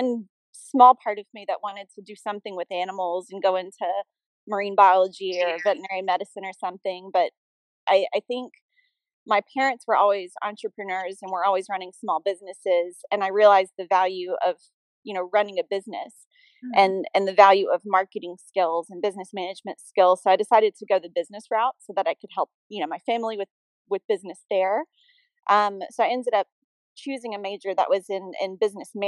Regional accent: Birmingham, Alabama, United States; I was born in Birmingham, Alabama. I grew up there

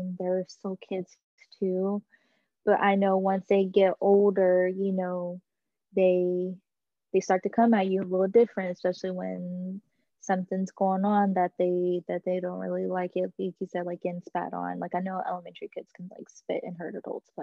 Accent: Texas, United States; moved away; my hometown in Texas

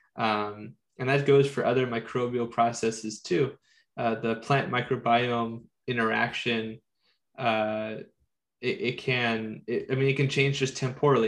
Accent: San Diego, California, United States; I am born and raised in San Diego, so I live in the subtropical zone

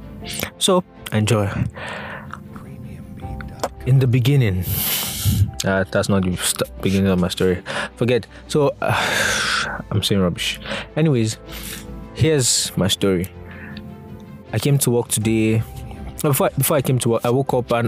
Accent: Nigeria; I'm a Nigerian.

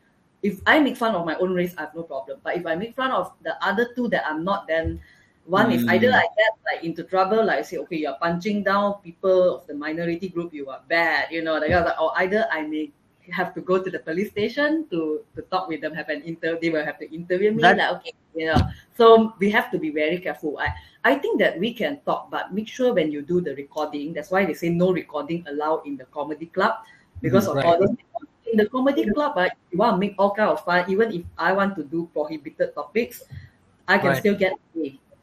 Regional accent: Malaysia; I'm actually Malaysian Chinese

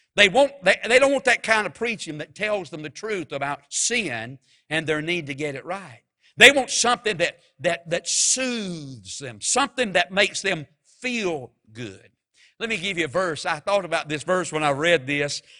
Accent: Mount Airy, North Carolina, United States; I'm from Mount Airy, and when I was just growing up as a boy

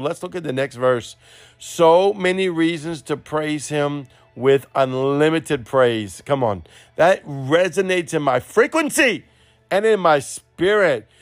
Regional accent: New Orleans, Louisiana, United States; accent: Cajun; Me and my Cajun broken accent, uh, New Orleans style

